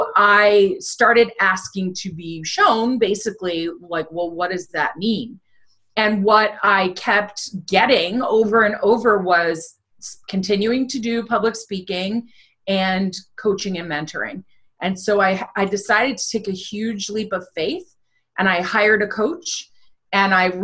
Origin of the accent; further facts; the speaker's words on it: United States; moved away as an adult; now in the American South; I grew up right outside New York City